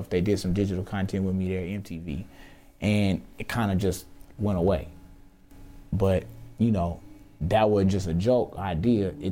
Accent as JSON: {"language": "English", "town": "Houston", "region": "Texas", "country": "United States", "said": "Yeah, I'm from Houston."}